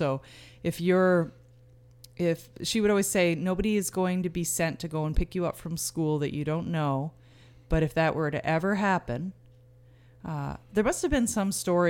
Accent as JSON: {"language": "English", "town": "Hampton", "region": "New Brunswick", "country": "Canada", "lives_now": "Saint John, Canada", "said": "I'm from Hampton, New Brunswick, originally, and we live in St. John"}